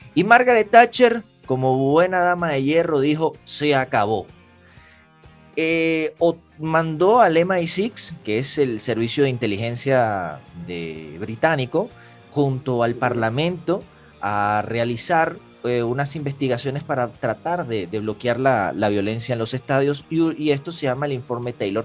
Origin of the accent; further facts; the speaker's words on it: Venezuela; que somos nacidos en Venezuela